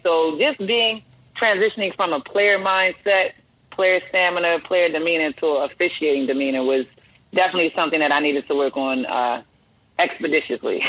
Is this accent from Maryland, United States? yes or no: yes; Baltimore, Maryland, United States; also born or lived in Delaware; I grew up in uh, Baltimore, Maryland, born and raised Baltimore, Maryland.